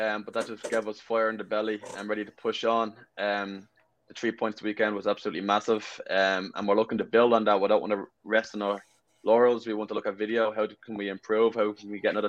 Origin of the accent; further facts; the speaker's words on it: Ireland; moved away as an adult; also born or lived in West Palm Beach, Florida / Pennsylvania; now in Madison, United States; growing up in Ireland, we played 5v5